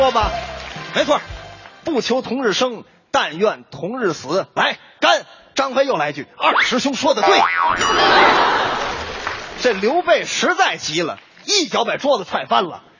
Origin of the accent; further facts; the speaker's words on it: Northeast China, China; 赵老师，我跟你说，这个山炮吧，搁我们东北话就是二百五的意思。